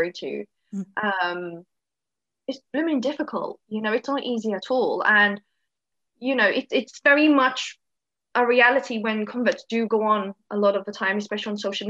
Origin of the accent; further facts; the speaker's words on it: London, United Kingdom; moved away as an adult; now in Wales, United Kingdom; I grew up in London. I'm not actually English, but I grew up in London since I was six.